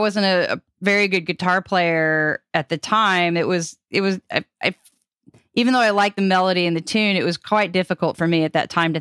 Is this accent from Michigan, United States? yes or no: no; Chanute, Kansas, United States; moved away; also born or lived in Pittsburg, Kansas; Chanute, my hometown was 2 hours from anywhere